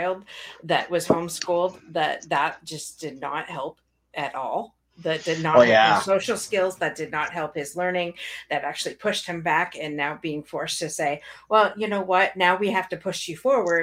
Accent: Canada; as a Canadian

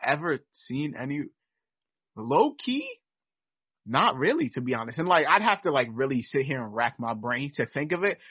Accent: New York City, New York, United States; I've I've lived in New York basically my my entire life

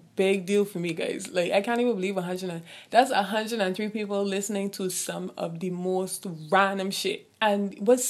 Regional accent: Barbados; I'm from the Caribbean, I'm from Barbados

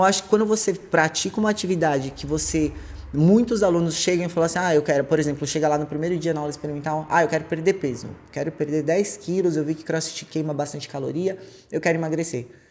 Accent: São Paulo, Brazil; Sou de São Paulo

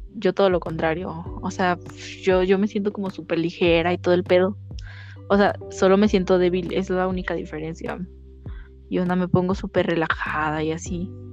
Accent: Mexico City, Mexico; accent: chilango; pinche shilanga la bestia. a ver, voy a tratar, es que ah, se me sale el acento

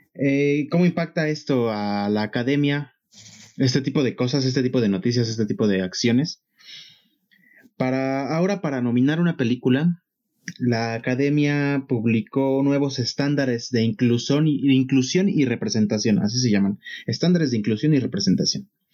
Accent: Mexico; para uno como mexicano

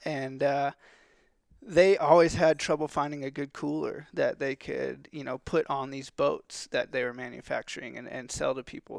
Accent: Texas, United States; also born or lived in California; I'm from Texas

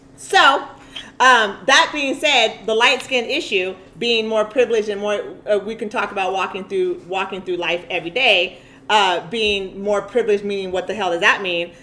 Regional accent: Eugene, Oregon, United States; my experience living as a black woman, growing up in Eugene

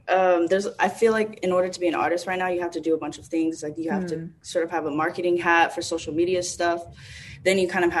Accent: Dallas, Texas, United States; now in New York City, United States; I'm from Dallas, Texas

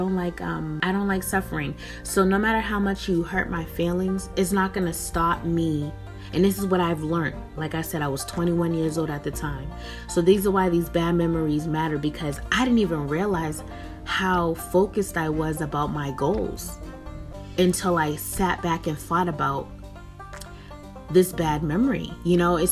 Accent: Boston, Massachusetts, United States; moved away as an adult; now in West Coast, United States; I'm born and raised in Boston, Massachusetts

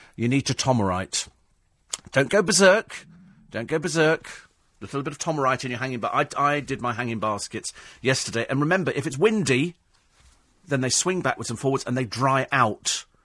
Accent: United Kingdom; We're British

